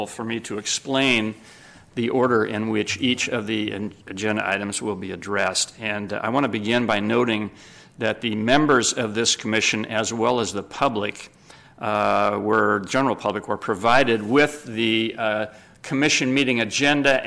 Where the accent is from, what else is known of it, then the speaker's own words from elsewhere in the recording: Sacramento, California, United States; also born or lived in Los Angeles; I was born and raised in Sacramento.